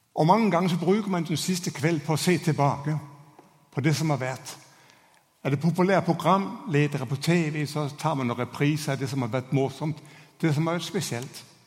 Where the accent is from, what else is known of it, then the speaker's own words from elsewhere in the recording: Denmark; Norwegian is a second language; now in Norway; Hoppsporten er ikke akkurat det store i mitt hjemland